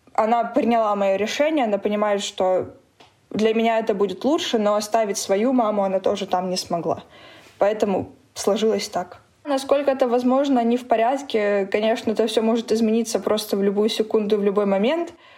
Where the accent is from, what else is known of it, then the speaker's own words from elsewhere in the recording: Donetsk, Donetsk Oblast, Ukraine; moved away as an adult; also born or lived in Moscow; now in Berlin, Germany; Я из Донецка